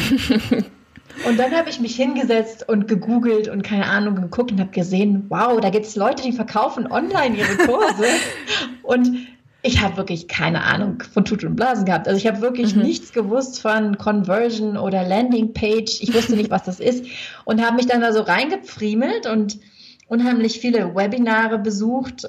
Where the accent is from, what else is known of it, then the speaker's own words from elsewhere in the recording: Germany; moved away as an adult; also born or lived in Lake Geneva, Switzerland; now in Switzerland; ich komme aus Deutschland